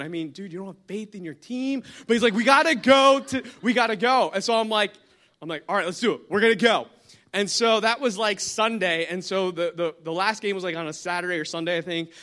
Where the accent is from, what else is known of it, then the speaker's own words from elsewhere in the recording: New Jersey, United States; I'm from New Jersey, been pastoring up in New Jersey for the past close to ten years